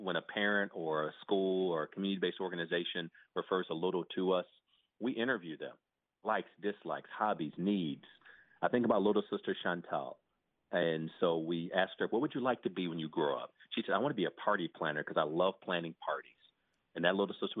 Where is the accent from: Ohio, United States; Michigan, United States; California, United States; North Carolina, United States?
Ohio, United States; Toledo; also born or lived in Lincoln, Nebraska; now in South Florida, United States; I was born in Lincoln, Nebraska, grew up in Toledo, Ohio.